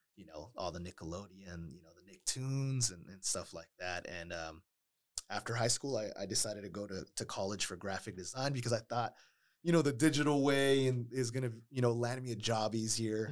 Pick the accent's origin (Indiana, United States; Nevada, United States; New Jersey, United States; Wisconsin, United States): Nevada, United States; Las Vegas; also born or lived in Oakland, California; I grew up, you know, pretty much raised in Las Vegas